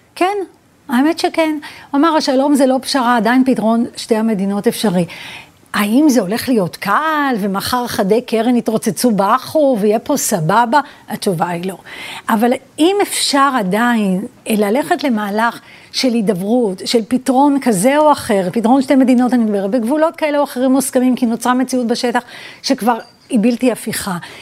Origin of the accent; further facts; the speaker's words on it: Petah Tikva, Central District, Israel; also born or lived in Vilnius / Givat Shmuel; ואז עברנו לפתח תקווה, אה, לשכונת ילדותי